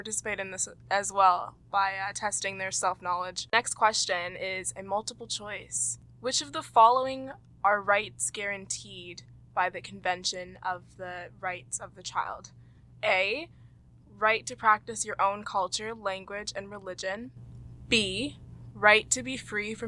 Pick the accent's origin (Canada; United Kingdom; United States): Canada; Toronto, Ontario; I was also born in Toronto